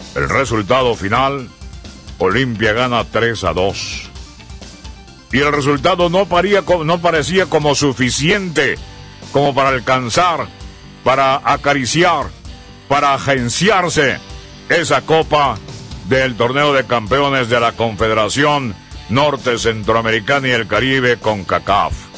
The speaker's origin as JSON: {"language": "Spanish", "country": "Honduras", "said": "somos hondureños"}